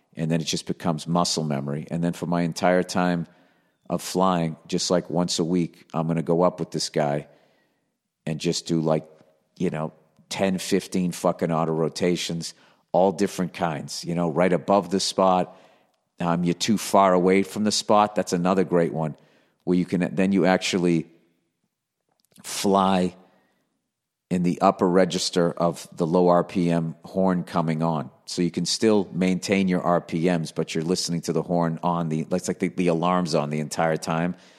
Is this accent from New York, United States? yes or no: no; Boston, Massachusetts, United States; accent: Boston; moved away as an adult; now in Los Angeles, United States